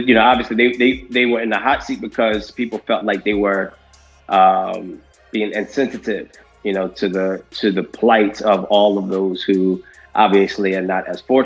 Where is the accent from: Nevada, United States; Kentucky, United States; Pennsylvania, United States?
Pennsylvania, United States; Philadelphia; moved away as an adult; now in South Carolina, United States; I grew up in Philly